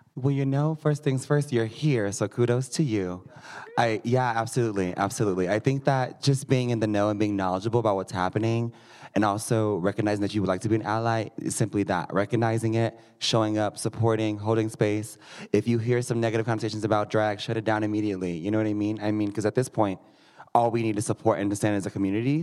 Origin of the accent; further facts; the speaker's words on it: Missouri, United States; now in Denver, United States; I am from Missouri